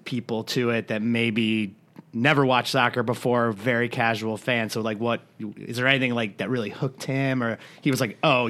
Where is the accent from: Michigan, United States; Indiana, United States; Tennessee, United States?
Indiana, United States; Valparaiso; I was born in Valparaiso, Indiana.